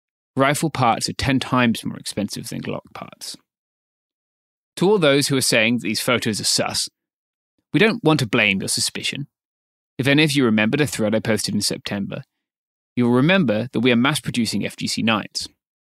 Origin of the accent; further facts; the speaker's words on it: Myanmar; Now that everything is in public, we can proudly say we're from Myanmar.